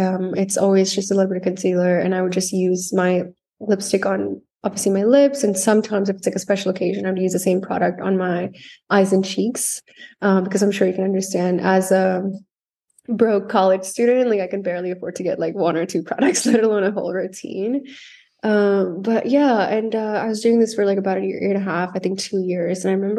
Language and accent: English; India; I think it comes from being Indian and living there. We were born into the Ayurvedic lifestyle.